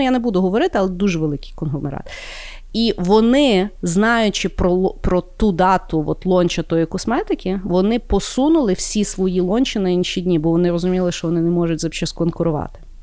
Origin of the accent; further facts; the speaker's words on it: Ukraine; я з України